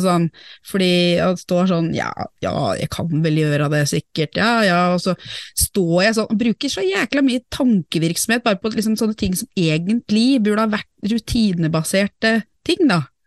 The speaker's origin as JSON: {"language": "Norwegian", "country": "Norway", "said": "jeg er norsk"}